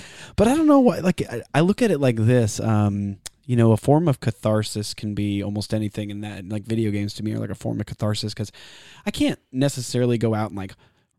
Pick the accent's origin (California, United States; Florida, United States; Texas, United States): Texas, United States; Austin; also born or lived in Savannah, Georgia; because I grew up in Austin and, you know, Savannah, Georgia, and different places like that.